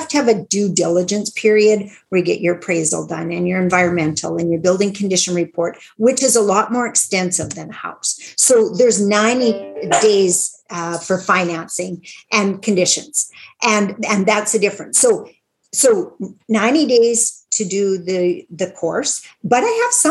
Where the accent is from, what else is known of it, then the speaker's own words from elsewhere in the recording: Meadow Lake, Saskatchewan, Canada; Meadow Lake, Saskatchewan, which is my hometown